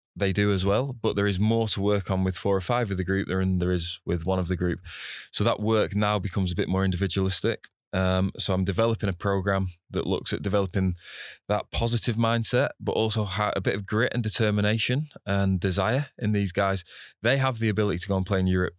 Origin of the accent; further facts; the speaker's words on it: Preston, North West England, United Kingdom; moved away as an adult; now in Singapore; Preston North End, my hometown club